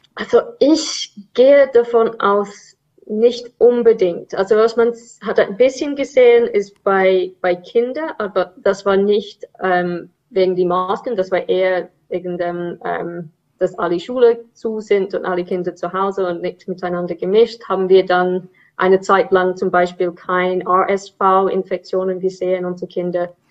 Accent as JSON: {"language": "German", "region": "England", "country": "United Kingdom", "second_language": "German", "moved": "yes", "lives_now": "Zurich, Switzerland", "said": "Ich bin ursprünglich Engländerin"}